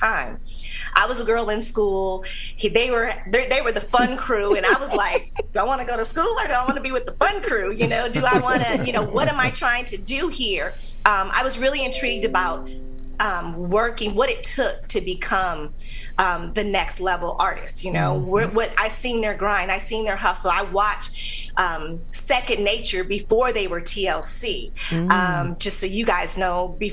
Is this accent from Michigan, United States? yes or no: yes; Lansing, Michigan, United States; moved away as an adult; also born or lived in Atlanta, Georgia; So I'm originally from Lansing, Michigan.